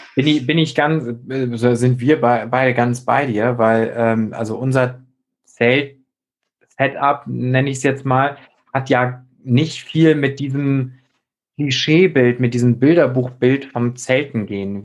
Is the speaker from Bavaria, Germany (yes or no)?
no; near Flensburg, Schleswig-Holstein, Germany; da, wo ich herkomme, aus der Nähe von Flensburg